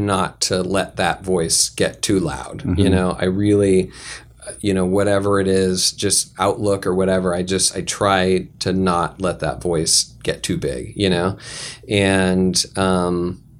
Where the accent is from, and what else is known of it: San Diego, California, United States; born or raised there; also born or lived in Sacramento